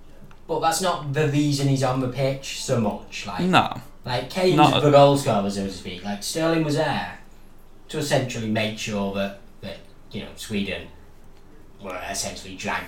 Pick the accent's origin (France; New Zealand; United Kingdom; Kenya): United Kingdom; Warrington, North West England; the pride of my hometown.